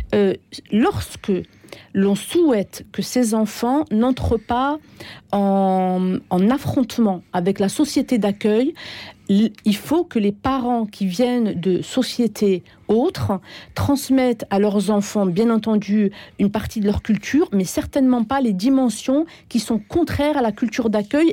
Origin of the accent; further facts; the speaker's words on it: France; moved away; also born or lived in Algeria; moi, je, j'ai vécu 15 ans en Algérie, mais je suis née, j'ai grandi en France. Mes premières euh, années se sont passées en France.